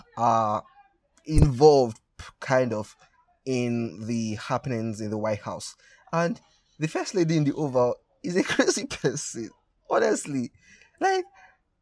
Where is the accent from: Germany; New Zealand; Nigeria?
Nigeria; for my Nigerian brothers and sisters